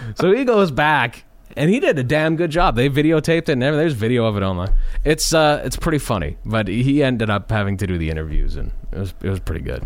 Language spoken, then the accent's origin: English; Lanigan, Saskatchewan, Canada; I'd grown up in Lanigan, Uh, that's my hometown, just a small little town outside of Saskatoon